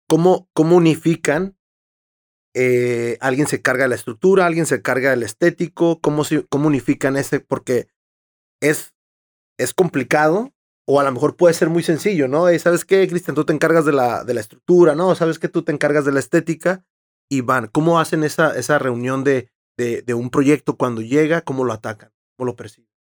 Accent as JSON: {"language": "Spanish", "town": "Tijuana", "region": "Baja California", "country": "Mexico", "tie": "born or raised there", "said": "yo sí soy de aquí y he crecido toda mi vida aquí"}